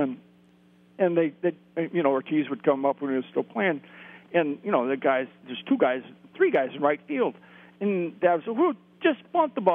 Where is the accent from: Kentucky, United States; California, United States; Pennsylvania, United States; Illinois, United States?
California, United States; suburb of LA, Southern; I grew up in the Southern California area, suburb